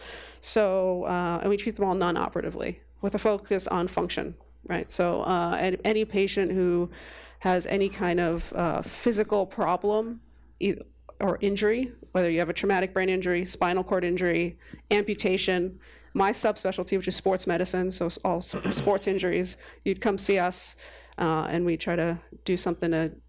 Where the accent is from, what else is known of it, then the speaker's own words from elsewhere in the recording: New York City, New York, United States; moved away as an adult; also born or lived in London; now in Boston, United States; I grew up in New York City my whole life.